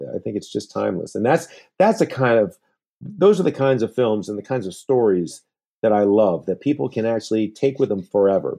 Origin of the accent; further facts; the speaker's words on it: Central Florida, United States; moved away as an adult; now in New York, United States; I grew up in Florida. I grew up in Central Florida, but after college, I moved to New York, and New York became my home